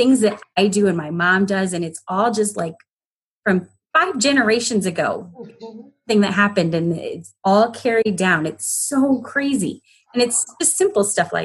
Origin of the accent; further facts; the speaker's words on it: Mansfield, Ohio, United States; I'm from Mansfield.